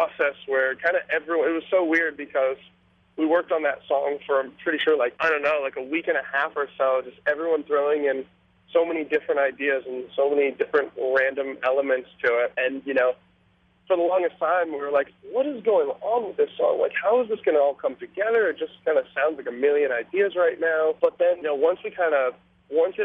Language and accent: English; Minnetonka, Minnesota, United States; moved away; also born or lived in Los Angeles, California / Boston; I was born in California, I grew up in Minnesota